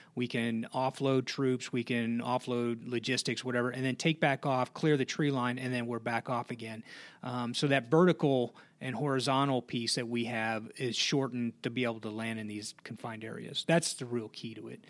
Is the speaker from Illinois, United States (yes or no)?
yes; Blue Island, Illinois, United States; moved away; I'm from Chicago originally, uh, a uh, town on the south side uh, called Blue Island.